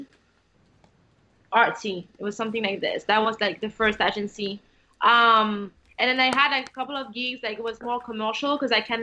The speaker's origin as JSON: {"language": "English", "country": "France", "tie": "born or raised there", "moved": "yes", "lives_now": "United States", "said": "I was born in French and I have like the French culture"}